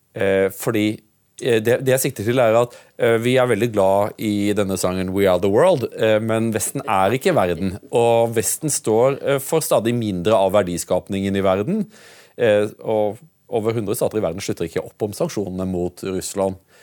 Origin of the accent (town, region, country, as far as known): Norway